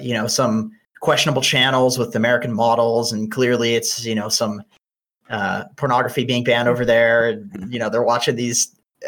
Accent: Canada; I'm Canadian

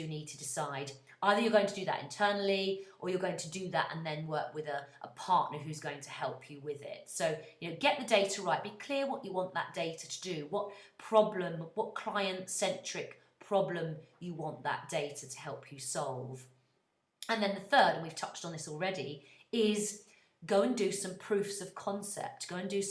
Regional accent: United Kingdom; I'm British and very proud of it

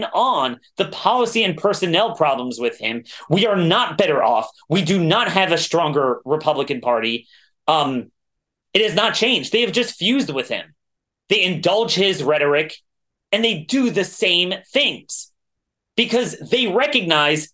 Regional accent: Maryland, United States; I'm from Maryland

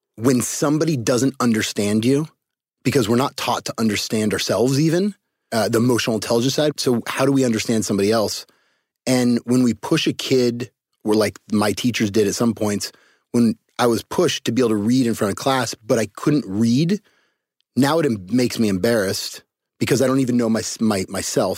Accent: Cupertino, California, United States; I was I was born in Cupertino, California, uh, home of Apple computers. So uh, I was the special ed white kid with a bunch of really smart Asians and Indians in my neighborhood

